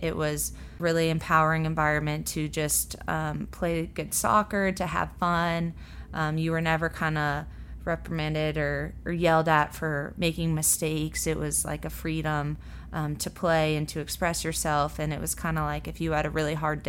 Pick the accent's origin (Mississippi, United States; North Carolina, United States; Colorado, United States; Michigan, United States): Colorado, United States; moved away as an adult; now in Louisville, United States; I grew up in Colorado